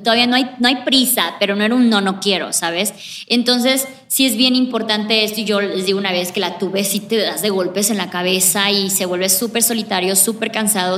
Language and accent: Spanish; Mexico; moved away as an adult; Tendría como unos 24 años cuando ya salí por fin de México.